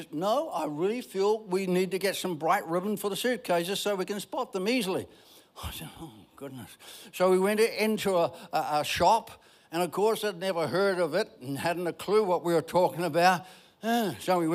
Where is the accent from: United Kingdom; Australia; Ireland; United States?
Ireland; I'm Irish.